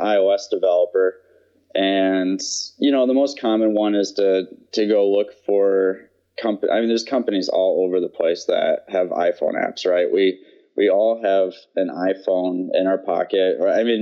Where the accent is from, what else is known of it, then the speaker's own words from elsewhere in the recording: Michigan, United States; moved away as an adult; also born or lived in North Carolina / Wisconsin / Georgia; I grew up in Michigan